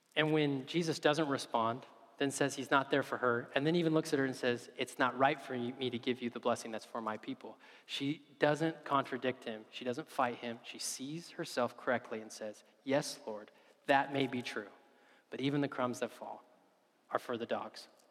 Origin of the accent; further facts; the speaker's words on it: United States; as an American